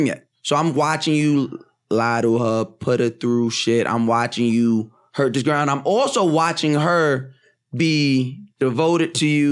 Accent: Texas, United States; I'm from Texas

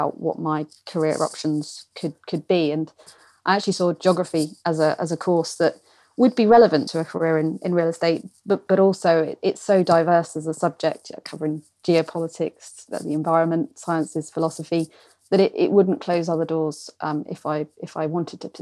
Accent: Portsmouth, South East England, United Kingdom; I grew up in Portsmouth

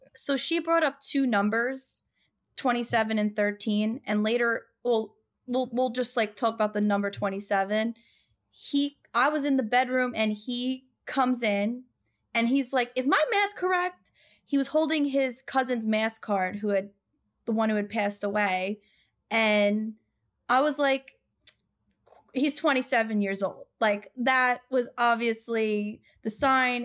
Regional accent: Long Island, New York, United States; I'm from Long Island.

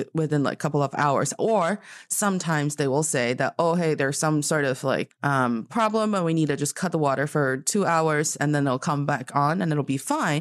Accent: Northeast China, China; moved away; when I was like a little kid, um, in my hometown because the you know, it's, like, really cold in the northeast part of China

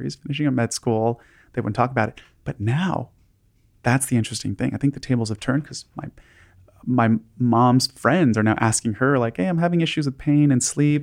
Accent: Los Angeles, California, United States; I grew up in Los Angeles

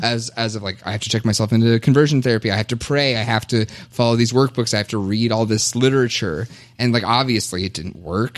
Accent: Kentucky, United States; now in Minnesota, United States; I was born and raised in Kentucky

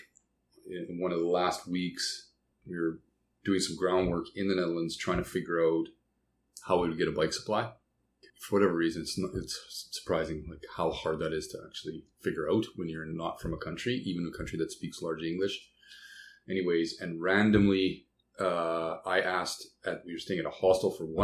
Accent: Canada; I'm from Canada.

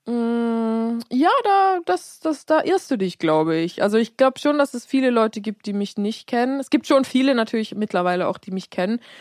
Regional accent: Switzerland; also born or lived in United States; ich bin in Amerika geboren, aber dann wurde ich, als ich sehr klein war, noch nach, nach äh, in die Schweiz transportiert

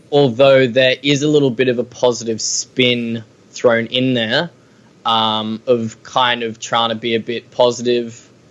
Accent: Australia; We need to really own own being Australian

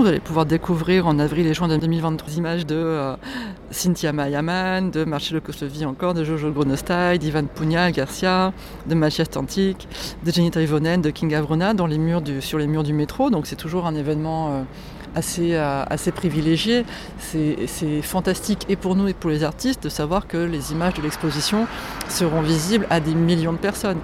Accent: Poland; je suis polonaise

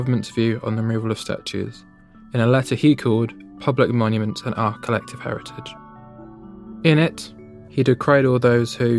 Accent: Stroud, South West England, United Kingdom; my hometown of Stroud in Gloucestershire

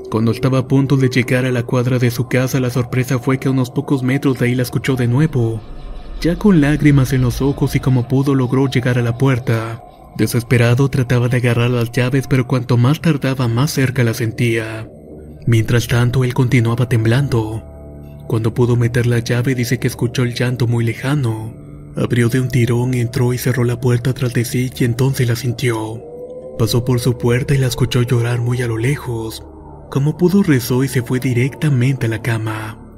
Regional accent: Buenos Aires, Argentina; soy de Argentina, provincia de Buenos Aires, y quiero contar esta historia.

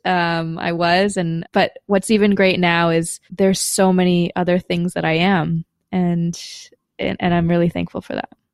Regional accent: Madison, Wisconsin, United States; moved away as an adult; I was born in Madison, Wisconsin, as one of the few Asians in the entire city

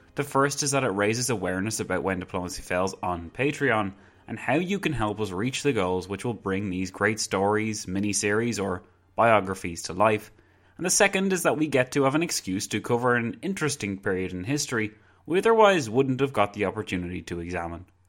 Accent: Ireland; As an Irishman

